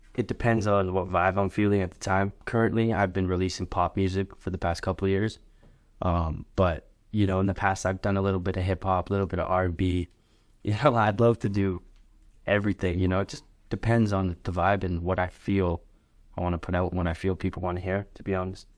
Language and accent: English; Lethbridge, Alberta, Canada; I'm Canadian, born and raised West Bridge, Alberta.